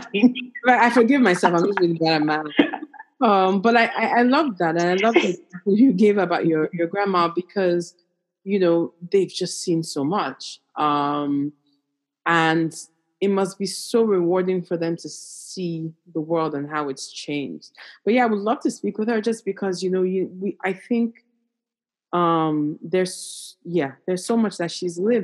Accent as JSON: {"language": "English", "country": "Nigeria", "said": "I'm Nigerian"}